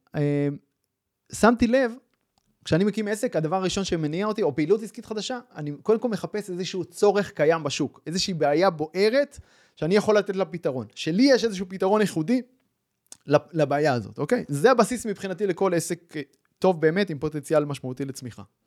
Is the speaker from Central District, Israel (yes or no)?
yes; Kfar Saba, Central District, Israel; now in Mishmar HaSharon, Israel; אני גדלתי בכפר סבא, בשנות ה-שמונים